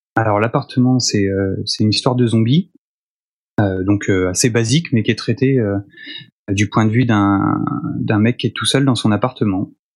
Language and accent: French; Nantes, Pays de la Loire, France; moved away; Je suis nantais au départ